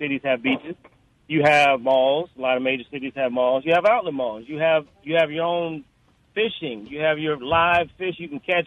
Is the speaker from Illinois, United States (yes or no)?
yes; Chicago, Illinois, United States; now in Gulf Coast, United States; I'm originally from Chicago